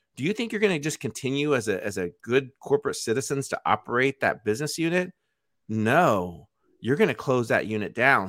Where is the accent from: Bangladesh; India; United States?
United States; as an American